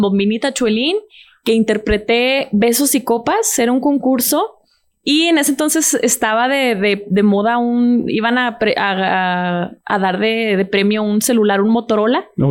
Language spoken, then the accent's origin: Spanish; Ciudad Juárez, Chihuahua, Mexico; yo soy de Ciudad Juárez, Chihuahua